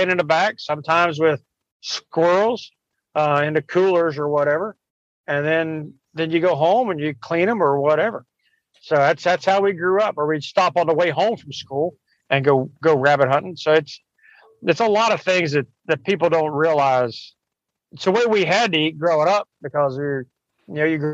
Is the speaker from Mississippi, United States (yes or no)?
no; Kentucky, United States; now in Florida, United States; I grew up in Kentucky eating rabbit and squirrel and raccoon and groundhog